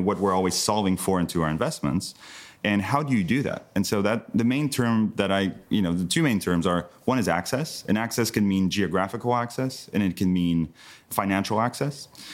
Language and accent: English; southern France, France; moved away; also born or lived in United States; I grew up in the south of France, Uh, being French American from an American mother